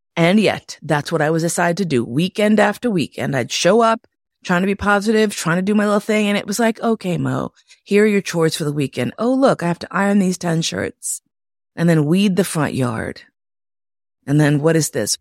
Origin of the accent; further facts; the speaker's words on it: New York City, New York, United States; moved away; also born or lived in Berlin, Germany; I grew up in Manhattan.